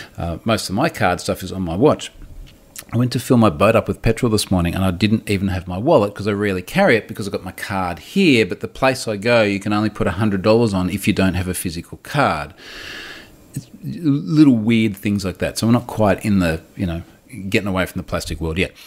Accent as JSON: {"language": "English", "country": "Australia", "accent": "rough Australian", "said": "my rough Australian accent"}